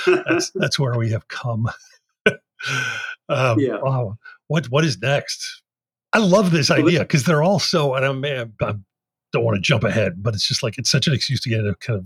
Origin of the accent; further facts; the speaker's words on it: Philadelphia, Pennsylvania, United States; I love Philly. I'm from there. It's blood is in me.